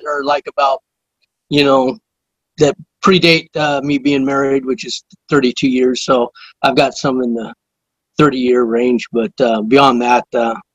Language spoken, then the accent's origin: English; Northern California, United States; also born or lived in San Diego, California; we grew up in the San Diego area, and all my older brothers were surfers and that, and so when I was 8 years old, we moved up to Northern California, up into the foothills, the Sierra Nevadas, what they call the Gold Country